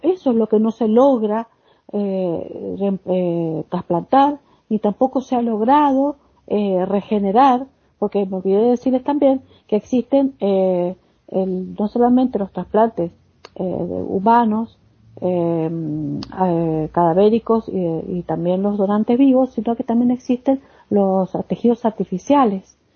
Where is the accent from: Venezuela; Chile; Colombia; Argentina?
Argentina; mi país, por ejemplo en Argentina